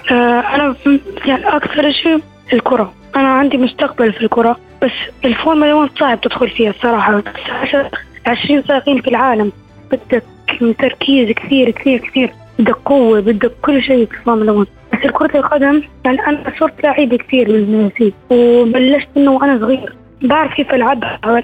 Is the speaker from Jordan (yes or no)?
yes; Jordan; أنا من الأردن